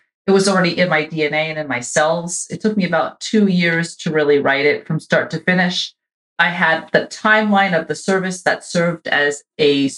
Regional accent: United States; moved away; also born or lived in Israel; when I came as an immigrant, as an American immigrant

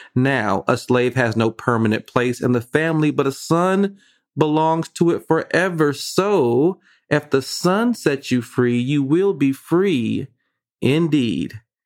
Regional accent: Vallejo, California, United States; I'm from Vallejo

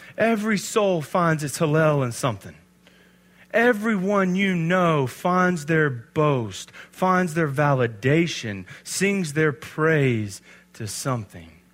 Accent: Alabama, United States; I'm from Alabama

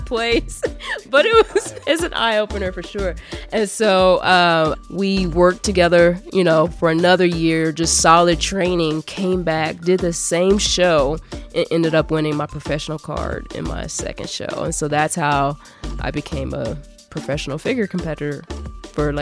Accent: Kansas City, United States; born and raised in Kansas City.

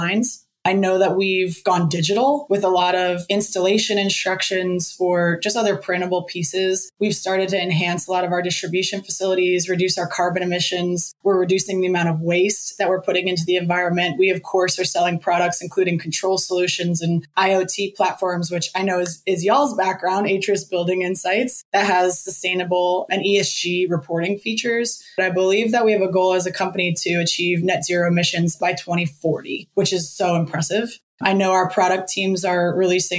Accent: Northeast, United States; also born or lived in Los Angeles, California; now in Jacksonville, United States; I grew up in the Northeast

